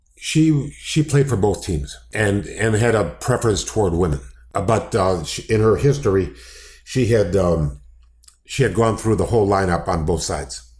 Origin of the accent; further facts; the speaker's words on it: Downers Grove, Illinois, United States; I grew up in Downers Grove, Illinois